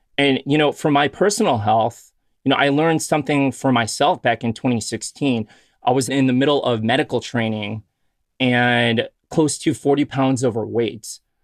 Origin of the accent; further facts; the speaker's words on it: Chicago, Illinois, United States; I grew up in Chicago